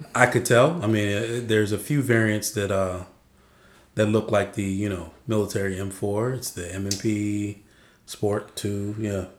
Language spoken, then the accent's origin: English; Arizona, United States; moved away; also born or lived in California; I'm from Arizona.